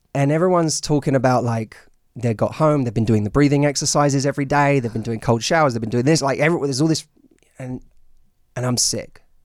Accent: London, United Kingdom; now in United States; I'm from, I'm from London

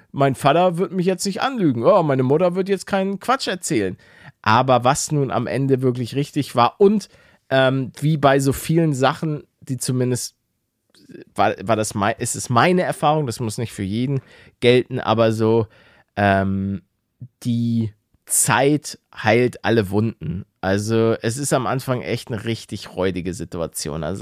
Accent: Netherlands; aber wir sind Niederländer

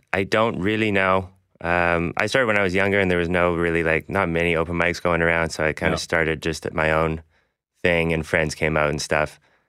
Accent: Winnipeg, Manitoba, Canada; So I'm from Winnipeg, but I've been getting around a little bit, traveling around a bit.

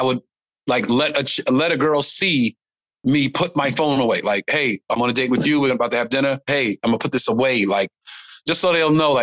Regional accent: New York City, New York, United States; growing up in Brooklyn

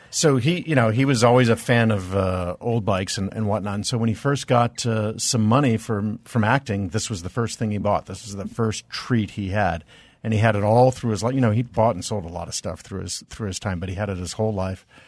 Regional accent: Reno, Nevada, United States; I was born in Reno.

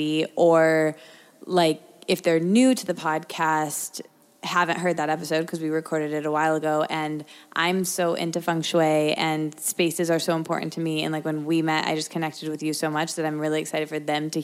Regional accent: Michigan, United States; moved away as an adult; also born or lived in Detroit; now in New York, United States; I grew up in a college town. And I went to college in a college town that I grew up in Michigan.

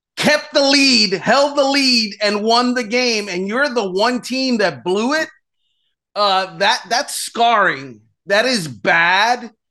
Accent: Miami, Florida, United States; growing up in Miami

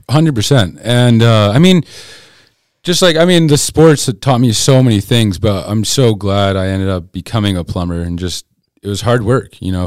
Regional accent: Keene, New Hampshire, United States; moved away as an adult; now in Colorado, United States; I grew up in Keene, New Hampshire originally.

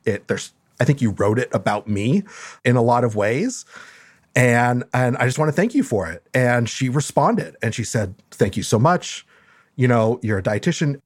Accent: Los Angeles, California, United States; also born or lived in Mexico; li-, li-, lived in L A almost my whole life.

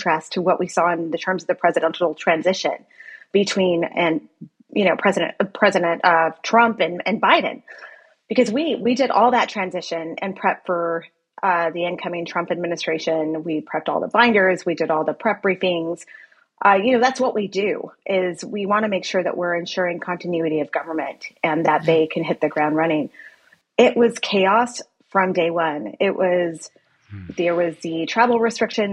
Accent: El Paso, Texas, United States; moved away; my hometown of El Paso

